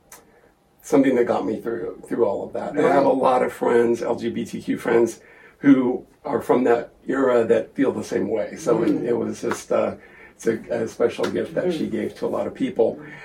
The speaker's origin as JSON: {"language": "English", "town": "Porterville", "region": "California", "country": "United States", "tie": "born or raised there", "said": "I grew up in Porterville, California. My dad was a preacher. I'm gay."}